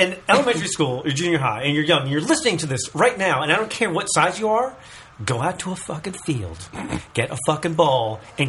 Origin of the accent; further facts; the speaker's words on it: United States; is as an American watching soccer, is you're really hoping for the soccer riot to break out